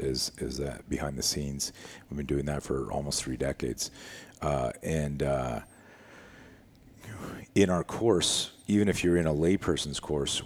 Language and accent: English; Canada; I was one of the top skiers in Canada. I grew up in Canada.